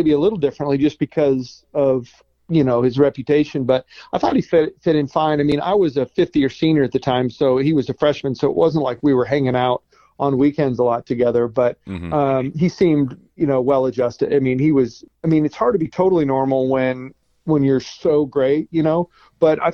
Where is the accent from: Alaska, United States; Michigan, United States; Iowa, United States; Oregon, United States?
Oregon, United States; Eugene; I grew up in Eugene, went to South Eugene High School, been in Oregon all my life